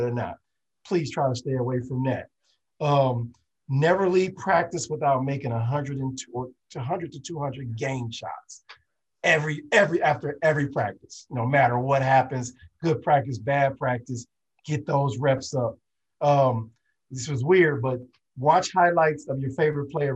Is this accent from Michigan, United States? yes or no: no; Illinois, United States; I'm from Illinois